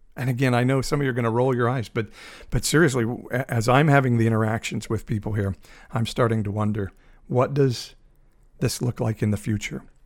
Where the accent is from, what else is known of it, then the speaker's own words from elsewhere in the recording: United States; as an American, as a Republican and as an evangelical